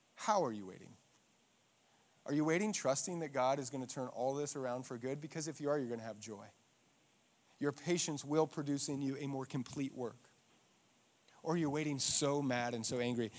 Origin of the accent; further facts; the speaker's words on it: Eagle, Idaho, United States; I'm from Eagle, and when I grew up, Eagle was farms